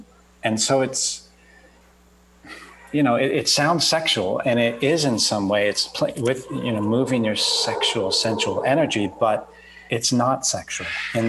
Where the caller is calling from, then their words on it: Costa Rica; Today, Costa Rica, out of all places.